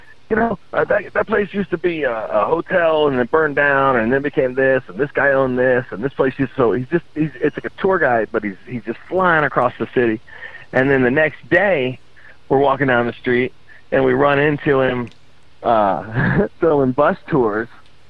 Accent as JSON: {"language": "English", "country": "Ireland", "said": "No, I'm Irish."}